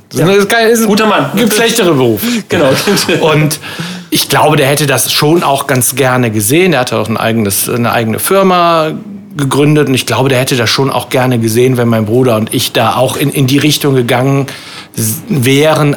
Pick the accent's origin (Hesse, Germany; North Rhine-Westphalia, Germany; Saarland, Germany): North Rhine-Westphalia, Germany; Windeck; also born or lived in Waldbröl; now in Bonn, Germany; bin in Windeck-Schladern groß geworden.